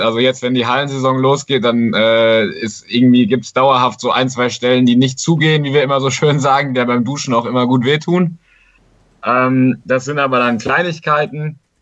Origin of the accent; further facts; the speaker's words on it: Siegerland, North Rhine-Westphalia, Germany; ich komme aus dem Siegerland, habe da in Formwald in einem kleinen Dorf angefangen, Faustball zu spielen